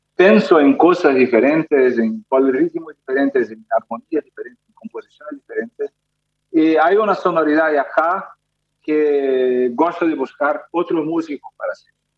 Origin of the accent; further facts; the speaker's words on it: Brazil; Spanish is a second language; yo, yo soy brasileño, nunca tuve clase de, de, español